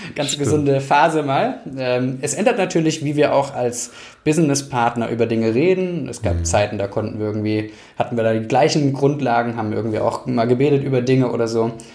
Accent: Germany; eigentlich will ich doch da wirken, wo ich herkomme. Und dann mussten wir zum Leidwesen meiner Frau zurück

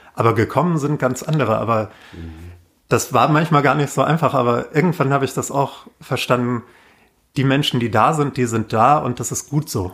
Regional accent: Waldecker Land, North Hesse, Germany; now in Berlin, Germany; ich komme aus Nordhessen, Waldecker Land vom Dorf

